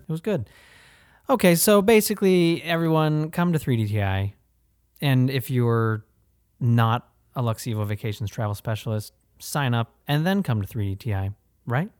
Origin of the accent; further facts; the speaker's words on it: Ohio, United States; now in Florida, United States; we're both from Ohio